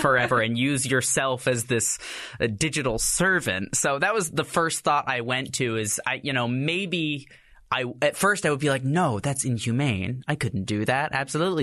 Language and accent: English; Texas, United States; moved away; I'm from Texas originally